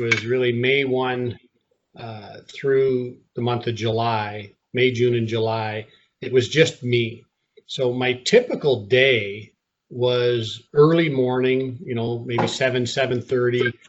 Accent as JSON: {"language": "English", "country": "Canada", "tie": "born or raised there", "moved": "yes", "said": "my wife and I are both born and raised in Canada"}